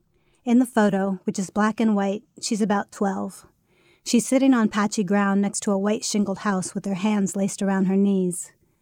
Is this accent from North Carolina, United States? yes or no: no; Ohio, United States; now in California, United States; It's estimated that 36% of Californians were not born in the state. I'm in that number. I was born in Ohio